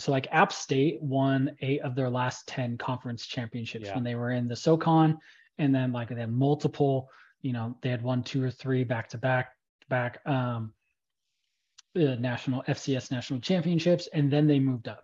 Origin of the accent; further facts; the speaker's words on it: Fresno, California, United States; my hometown team of the Fresno Bulldogs